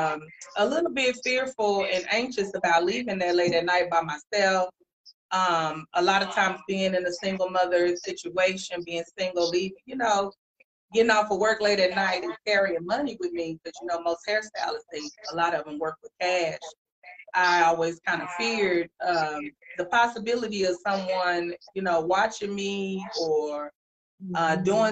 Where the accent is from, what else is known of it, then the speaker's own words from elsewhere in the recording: Dallas, Texas, United States; I am Dallas born, Dallas bred. I'm at home. I'm right here from Dallas. I graduated from Carter High School. Grew up in Oak Cliff, Pleasant Grove, Mesquite areas